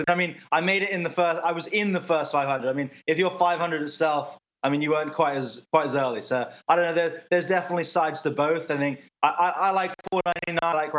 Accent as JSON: {"language": "English", "region": "England", "country": "United Kingdom", "tie": "born or raised there", "said": "My parents live in Boston now, but I grew up in England"}